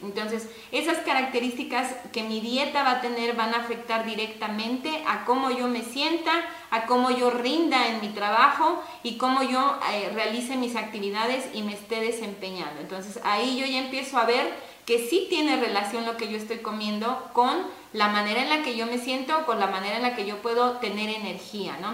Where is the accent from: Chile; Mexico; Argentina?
Mexico; Agua Blanca de Iturbide, Hidalgo; now in Ixmiquilpan, Mexico; Yo soy originaria del municipio de Aguablanca de Iturbide, también perteneciente al estado de Hidalgo, pero llevo pues ya bastante tiempo radicando en Ixmiquilpan.